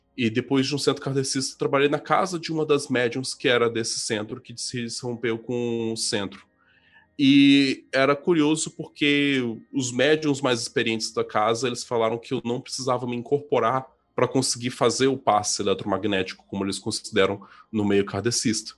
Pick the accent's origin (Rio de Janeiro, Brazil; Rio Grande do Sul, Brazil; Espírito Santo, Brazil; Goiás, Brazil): Espírito Santo, Brazil; Vitória; also born or lived in Araraquara, São Paulo; eu moro em Vitória, Espírito Santo, é onde eu nasci